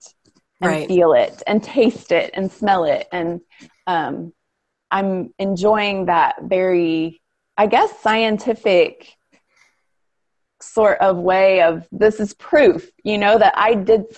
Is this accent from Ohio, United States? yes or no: yes; Ohio, United States; moved away; we grew up in Ohio